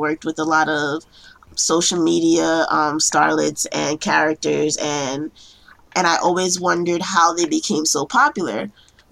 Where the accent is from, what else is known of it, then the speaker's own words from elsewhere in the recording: New York City, New York, United States; I am a case planner in New York, born and raised in Brooklyn